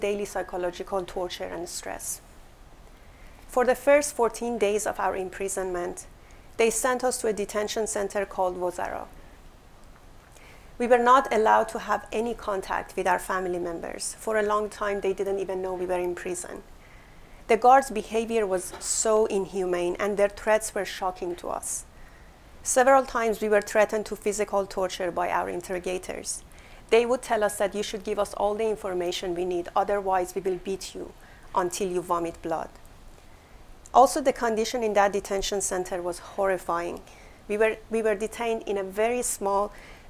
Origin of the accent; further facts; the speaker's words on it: Iran; moved away; We were both born and raised in Iran, an Islamic country